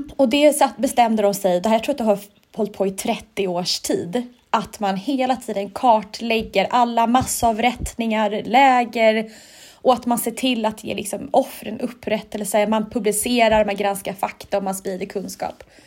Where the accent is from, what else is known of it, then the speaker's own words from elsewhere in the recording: Sweden; jag som svensk